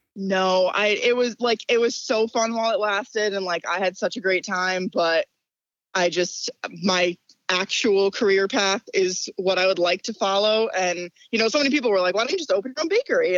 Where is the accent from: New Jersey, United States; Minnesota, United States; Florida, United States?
New Jersey, United States; Ridgewood; my hometown in Ridgewood, New Jer-